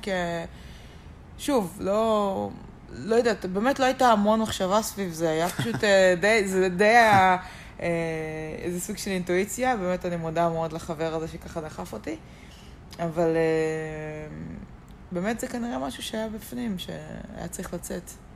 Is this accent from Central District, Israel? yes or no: no; Geva, Northern District, Israel; also born or lived in Ramat Yishai; אני מקיבוץ גבע